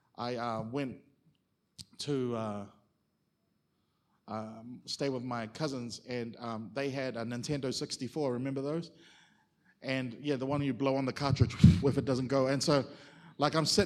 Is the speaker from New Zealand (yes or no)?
yes; Auckland, New Zealand; moved away as an adult; now in Australia; I grew up in Mount Wellington in Auckland